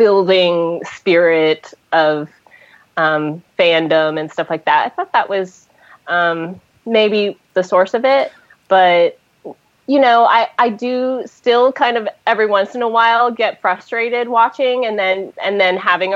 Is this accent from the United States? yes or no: yes; Hawaii, United States; I've been living in, or I grew up in Hawaii